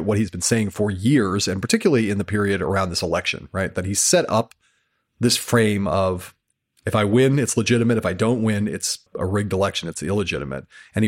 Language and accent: English; Germany; He would say all the time that he liked me because I was from Germany.